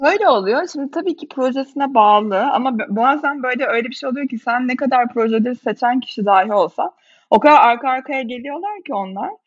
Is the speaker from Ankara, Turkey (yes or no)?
no; Bursa, Turkey; moved away as an adult; now in Istanbul, Turkey; Bursalıyım normalde İstanbul'a okumak için gelmiştim.